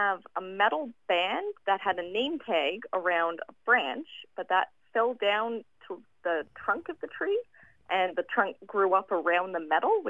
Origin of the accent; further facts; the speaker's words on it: Nanaimo, British Columbia, Canada; I am from Nanaimo, British Columbia, up in Canada.